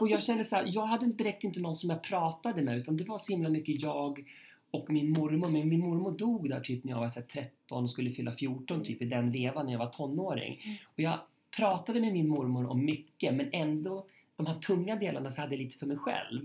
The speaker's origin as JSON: {"language": "Swedish", "town": "Köping", "region": "Västmanland", "country": "Sweden", "tie": "born or raised there", "moved": "yes", "said": "mitt liv i Köping"}